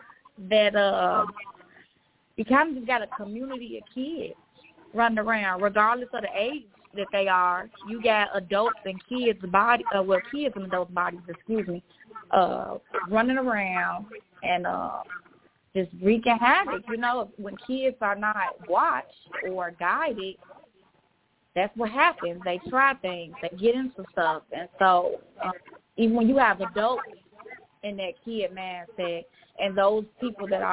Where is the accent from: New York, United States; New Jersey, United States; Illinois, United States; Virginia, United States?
Illinois, United States; Chicago; now in Miami, United States; I am from Chicago, Illinois. I currently live in Miami, Florida.